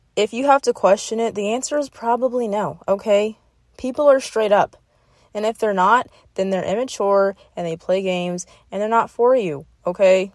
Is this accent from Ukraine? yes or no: no; South Florida, United States; I'm from South Florida, and that's what we grew up on